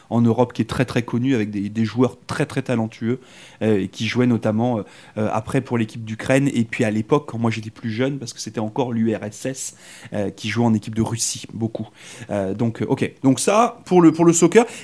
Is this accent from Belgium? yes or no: no; France; moi, je suis arrivé de France et euh, j'habitais complètement à, l'ouest de la France.